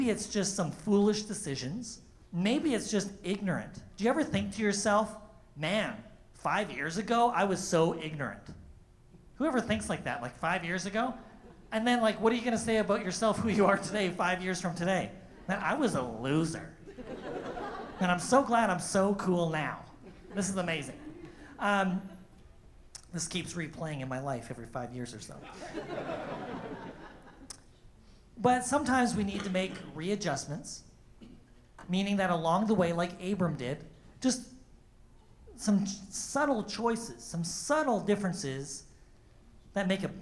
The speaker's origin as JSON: {"language": "English", "town": "Thunder Bay", "region": "Ontario", "country": "Canada", "tie": "born or raised there", "moved": "yes", "said": "my hometown of Thunder Bay"}